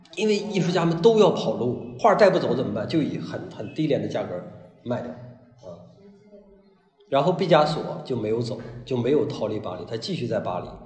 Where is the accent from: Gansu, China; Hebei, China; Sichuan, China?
Hebei, China; moved away; 我老家是河北人，呃，我老家里边儿有叔叔，啊，姑姑，表亲，表亲，啊，什么这些都有